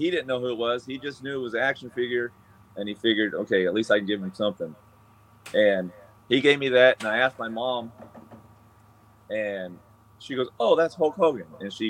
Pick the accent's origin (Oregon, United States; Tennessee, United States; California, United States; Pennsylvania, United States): California, United States; Chowchilla; when my parents split, I grew up in Chowchilla.